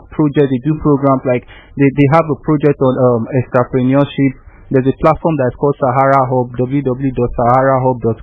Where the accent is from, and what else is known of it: Nigeria